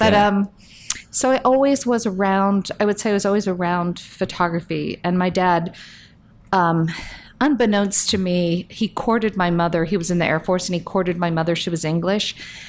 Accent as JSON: {"language": "English", "town": "Fort Myers", "region": "Florida", "country": "United States", "tie": "born or raised there", "moved": "as an adult", "lives_now": "New York, United States", "said": "I grew up in Southwest Florida, mm-hmm. Fort Myers"}